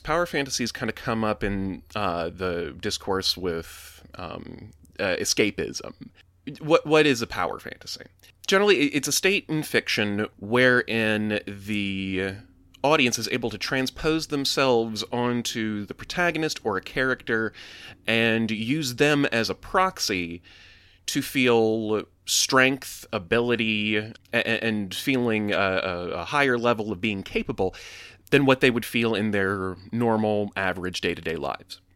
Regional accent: the South, United States; I grew up in the South

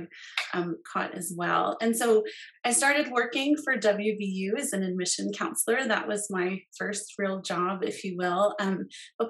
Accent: Colorado, United States; moved away as an adult; also born or lived in West Virginia; I grew up here in Colorado, so delighted to be living here now.

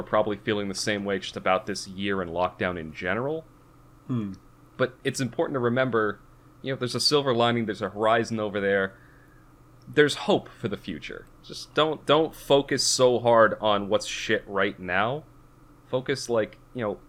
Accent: Massachusetts, United States; I grew up in Massachusetts

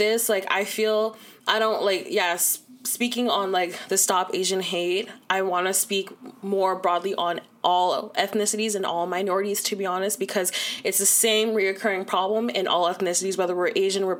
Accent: Toronto, Ontario, Canada; I'm from Malvern.

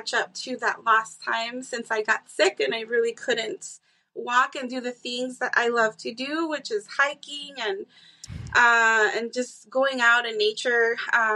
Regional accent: Tucson, Arizona, United States; also born or lived in Mississippi / Texas; I am born and raised in Tucson. I have gone out. I lived in Mississippi, Texas.

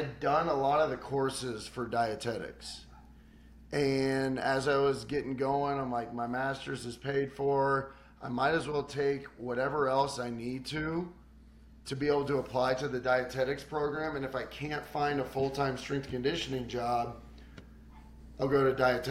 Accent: Kansas City, Missouri, United States; Born and raised in Kansas City, Missouri

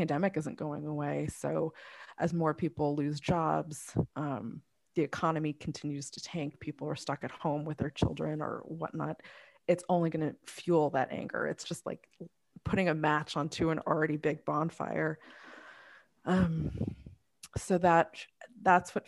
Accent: United States; I was born here, I'm still viewed as Asian first

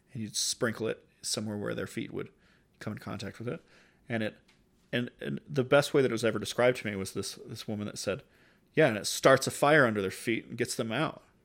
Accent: United States; growing up in the United States

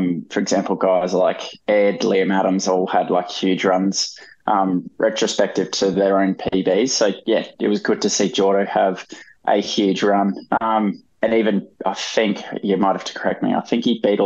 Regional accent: Brisbane, Queensland, Australia; being from Brizzy, like, I'm not a local on the coast

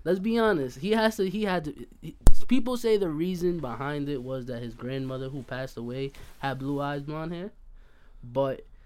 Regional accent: Hempstead, New York, United States; moved away; also born or lived in Bay Shore; I'm originally from Hempstead, but I moved to Bayshore.

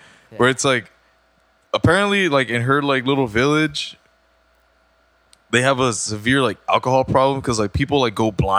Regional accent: Mexico; moved away; growing up in Mexico.

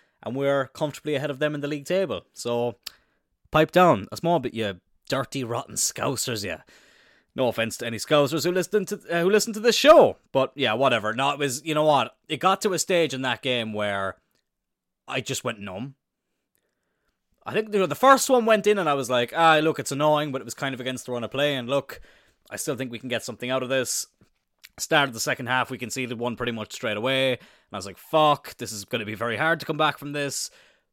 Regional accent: Ireland; I'm Irish

